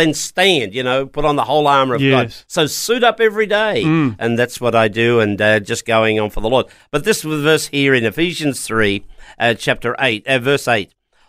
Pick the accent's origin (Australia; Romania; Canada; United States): Australia; Lithgow, New South Wales; Actually, I came from the Blue Mountains years ago.